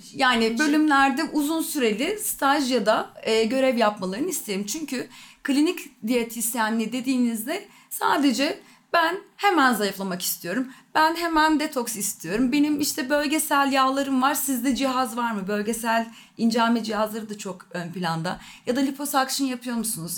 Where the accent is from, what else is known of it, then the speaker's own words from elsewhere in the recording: Ankara, Turkey; 1981 yılında Ankara'da doğdum